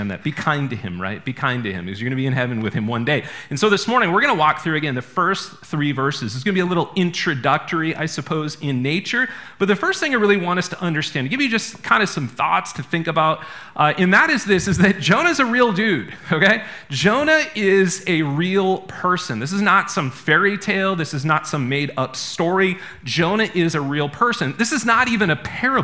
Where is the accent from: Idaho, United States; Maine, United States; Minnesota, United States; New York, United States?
Maine, United States; I'm from Maine.